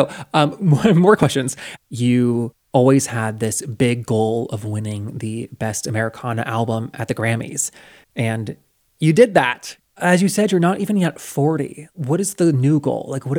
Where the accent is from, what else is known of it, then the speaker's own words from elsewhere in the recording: the South, United States; I grew up in the South and I do not.